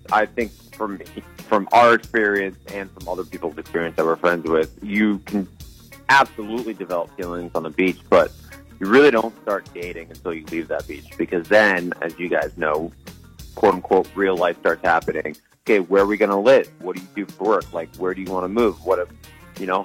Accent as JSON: {"language": "English", "region": "Rhode Island", "country": "United States", "tie": "born or raised there", "said": "I was a kid from Rhode Island"}